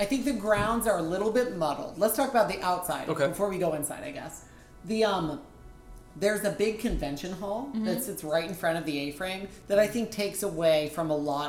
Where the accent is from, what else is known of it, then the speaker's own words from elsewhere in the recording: Florida, United States; I'm from Florida.